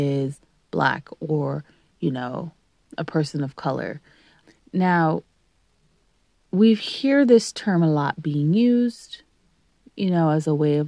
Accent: Canada; also born or lived in Greater Toronto Area; being Canadian

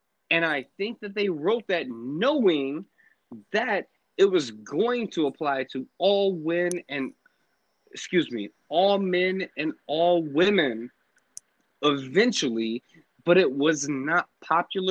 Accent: Atlanta, Georgia, United States; moved away as an adult; now in Virginia, United States; I was raised and grew up in Atlanta, and I just got back to Virginia, like, I don't know, 2 years ago

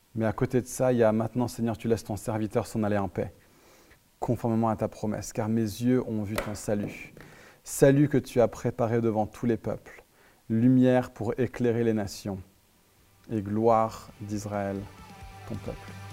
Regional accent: France; on est trop réservé en tant que Français

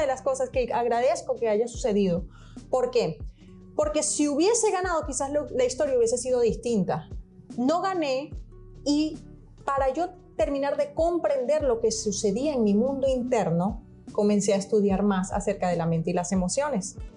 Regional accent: Venezuela; accent: latino; also born or lived in Portugal / Miami, United States; now in United States; Nací en Venezuela y mi papá es portugués, él nació en Portugal

